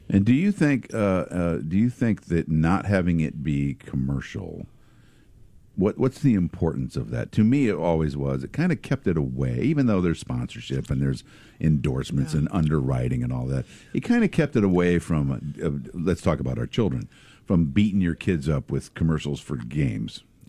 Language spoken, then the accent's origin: English; Pekin, Illinois, United States; back when I was a little kid growing up in Pekin